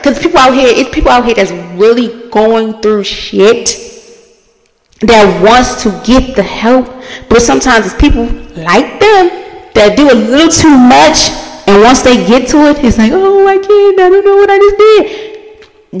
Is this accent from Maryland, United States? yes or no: yes; Baltimore, Maryland, United States; I'm from Baltimore.